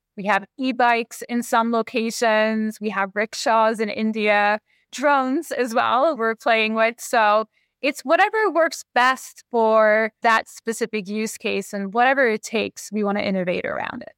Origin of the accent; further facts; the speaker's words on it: Canada; now in Seattle, United States; I'm Canadian. I grew up in Canada with hockey